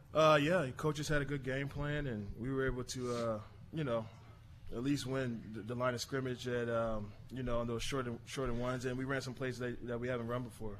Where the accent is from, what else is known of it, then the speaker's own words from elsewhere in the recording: Philadelphia, Pennsylvania, United States; I grew up in Nice Town. My dad's from South Philly, but All right. I, I grew up in Nice Town.